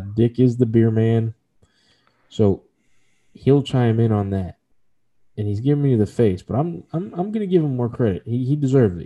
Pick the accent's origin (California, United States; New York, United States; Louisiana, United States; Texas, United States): Texas, United States; my home state